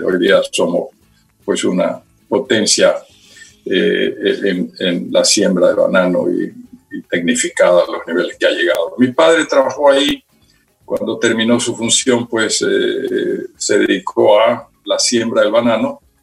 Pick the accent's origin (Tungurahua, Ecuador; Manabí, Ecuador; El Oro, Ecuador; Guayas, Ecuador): Guayas, Ecuador; Guayaquil; also born or lived in United States / Quito; yo nací en Guayaquil